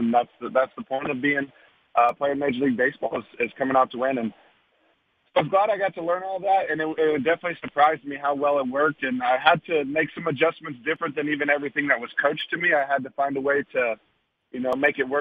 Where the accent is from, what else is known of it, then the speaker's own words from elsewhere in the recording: Texas, United States; my hometown.